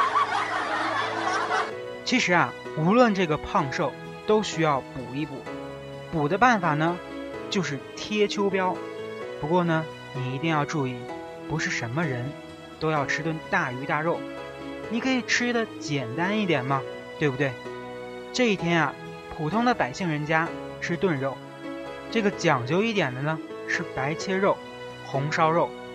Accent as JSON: {"language": "Chinese", "region": "Northeast China", "country": "China", "accent": "Northeastern", "moved": "as an adult", "lives_now": "Beijing, China", "said": "大家可以听我的口音，可以听出来我来自东北"}